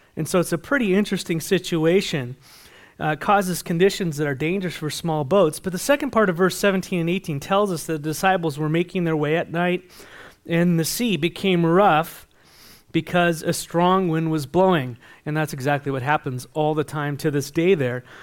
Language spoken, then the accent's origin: English; San Diego, California, United States; I grew up in San Diego